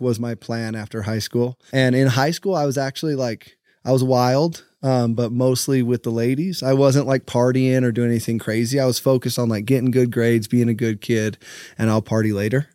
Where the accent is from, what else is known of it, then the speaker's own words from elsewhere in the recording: St. George, Utah, United States; I born and raised in St. George, Utah